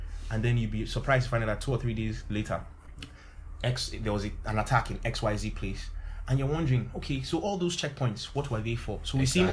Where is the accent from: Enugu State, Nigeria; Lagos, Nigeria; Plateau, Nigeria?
Plateau, Nigeria; Jos; moved away; I grew up in Jos too